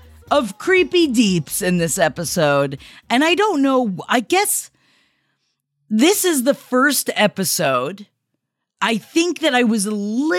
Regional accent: Tampa, Florida, United States; moved away; going back to my hometown September 14th of Tampa, Florida.

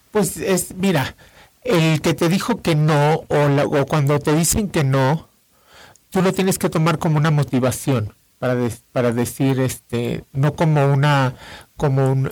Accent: Mexico; como mexicano

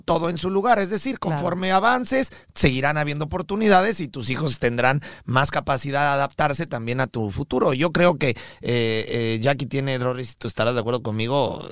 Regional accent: Mexico; now in United States; nosotros somos mexicanos de nacimiento

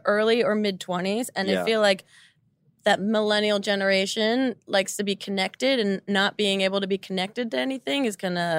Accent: New Jersey, United States; we are both from New Jersey.

